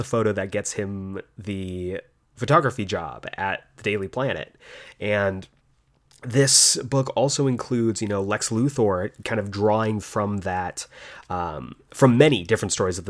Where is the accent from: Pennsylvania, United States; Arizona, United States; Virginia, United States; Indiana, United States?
Arizona, United States; Tucson; now in Los Angeles, United States; but I came from Tucson, Arizona, where there's one highway and it goes around the town to Los Angeles, which is just the complete night and day.